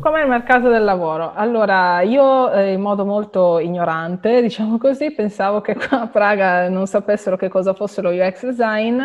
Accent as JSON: {"language": "Italian", "country": "Italy", "moved": "as an adult", "lives_now": "Prague, Czech Republic", "said": "io anche mio compagno siamo italiani, siamo legati all'Italia"}